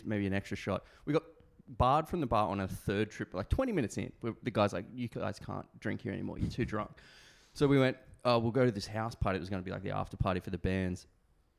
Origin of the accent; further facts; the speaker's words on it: Queanbeyan, New South Wales, Australia; growing up in Queenbo is a similar vibe. It's a rough place